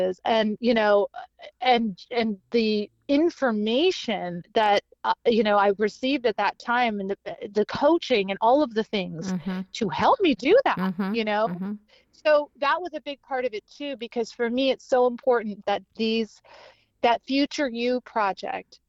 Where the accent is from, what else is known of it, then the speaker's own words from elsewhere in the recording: Canada; moved away; also born or lived in Charleston / Miami; I was originally born and raised in Canada